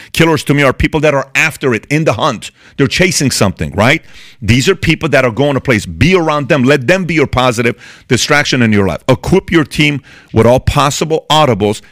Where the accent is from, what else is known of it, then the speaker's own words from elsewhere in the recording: Iran; moved away; I'm from Iran, born and raised in Iran